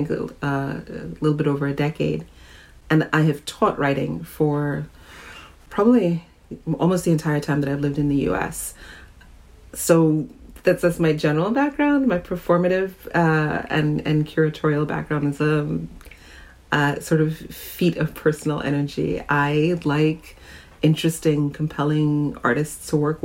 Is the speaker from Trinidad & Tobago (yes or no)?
yes; Trinidad & Tobago; now in New York, United States; I grew up in Trinidad and lived in New York, though, for over 30 years now, so I'm more of a New Yorker than I am a Trinidadian some days.